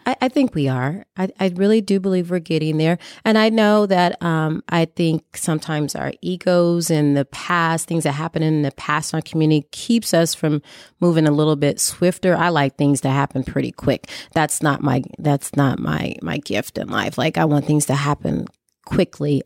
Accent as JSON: {"language": "English", "area": "Columbus", "region": "Indiana and Indianapolis", "country": "United States", "tie": "born or raised there", "said": "growing up poor, uh, moving back and forth from Columbus, Indiana, and Indianapolis, Indiana"}